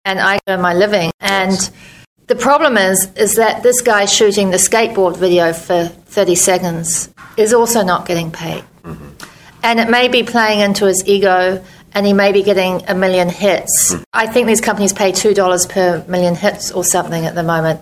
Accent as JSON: {"language": "English", "town": "Christchurch", "region": "Canterbury", "country": "New Zealand", "tie": "born or raised there", "also_born_or_lived": "New York", "moved": "as an adult", "said": "My hometown was destroyed by earthquakes"}